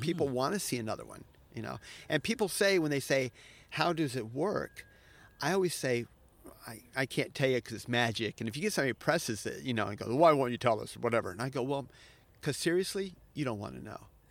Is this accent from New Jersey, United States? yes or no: no; Florida, United States; now in Japan; I'm from Florida